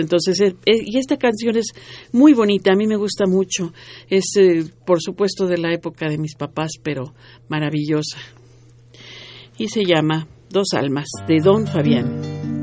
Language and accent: Spanish; Mexico; como buenos mexicanos